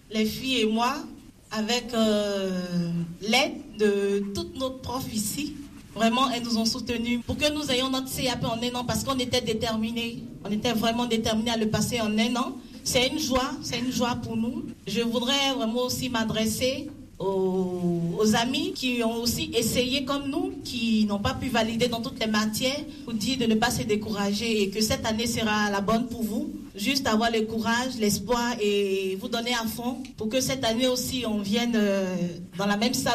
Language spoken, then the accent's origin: French; Côte d’Ivoire; now in France; je viens de la Côte d'Ivoire.